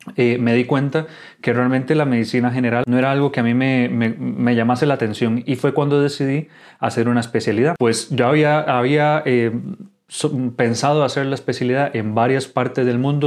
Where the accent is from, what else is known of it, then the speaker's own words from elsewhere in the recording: Costa Rica; moved away as an adult; now in Spain; soy médico de Costa Rica, actualmente residente de urología aquí en España